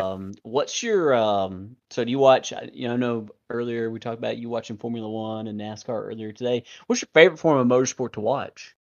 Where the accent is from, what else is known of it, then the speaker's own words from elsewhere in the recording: Alabama, United States; we grew up in Alabama and we used to go to Barber